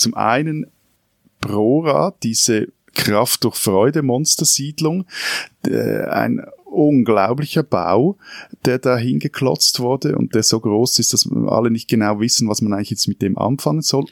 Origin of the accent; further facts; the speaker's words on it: Switzerland; als Schweizer